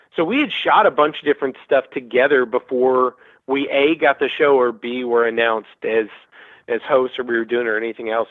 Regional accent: Birmingham, Alabama, United States; moved away; also born or lived in Peachtree City, Georgia; I grew up in Birmingham.

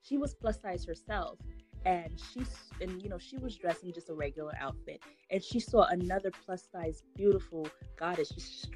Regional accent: Haiti; growing up in Haiti

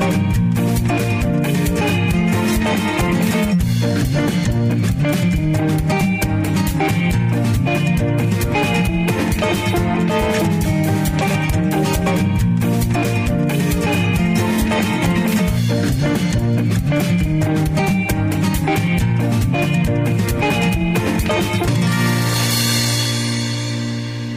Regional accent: Texas, United States; I was from Texas, so hockey was not a big sport in Texas

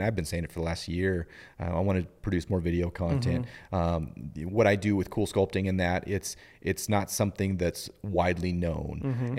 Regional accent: Kellogg, Idaho, United States; At the time when we were living in Idaho, and this was when I was a kid growing up.

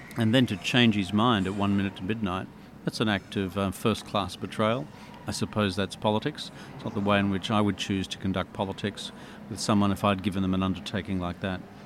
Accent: Dubbo, New South Wales, Australia; I was from Dubbo

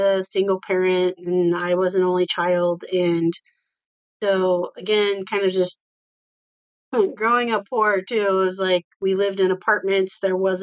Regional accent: Iowa, United States; I live in Iowa and I grew up in Iowa

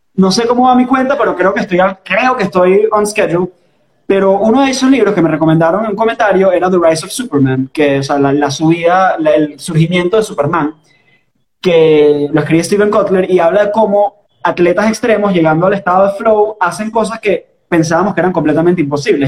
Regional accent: Caracas, Capital District, Venezuela; accent: caraqueño; ese es el acento caraqueño, ese es mi acento.

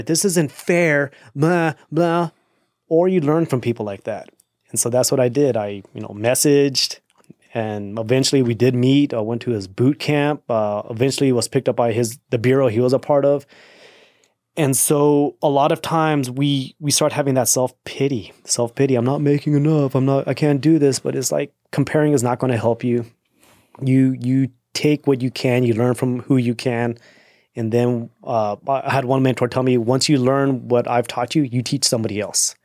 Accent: Austin, Texas, United States; also born or lived in El Paso, Texas; I'm from Austin

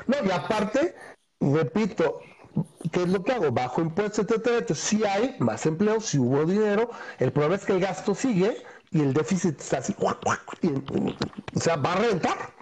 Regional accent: Mexico; pensando como mexicano

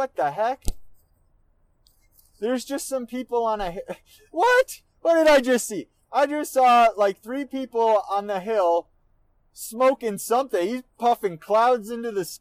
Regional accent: Minnesota, United States; I'm from Minnesota

